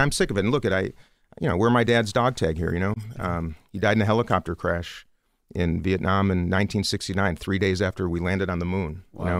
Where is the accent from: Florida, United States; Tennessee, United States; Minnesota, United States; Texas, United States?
Minnesota, United States; I come from Minnesota